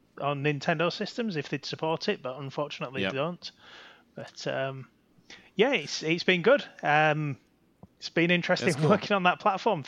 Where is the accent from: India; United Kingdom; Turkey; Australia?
United Kingdom; Yorkshire and the Humber; I'm from Yorkshire